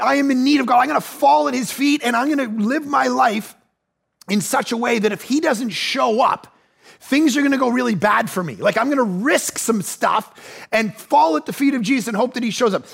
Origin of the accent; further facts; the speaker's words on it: Ajax, Ontario, Canada; now in Vancouver, Canada; I'm actually from Ajax, just outside of Toronto